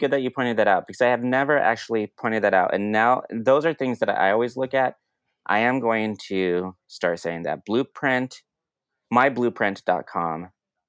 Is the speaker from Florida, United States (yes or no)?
no; Denver, Colorado, United States; now in Brooklyn, United States; I grew up in Denver, but I live in Brooklyn.